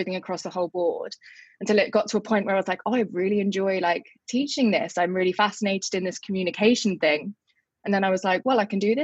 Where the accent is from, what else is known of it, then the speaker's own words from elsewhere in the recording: Surrey, South East England, United Kingdom; I'm from Surrey. I just went to school.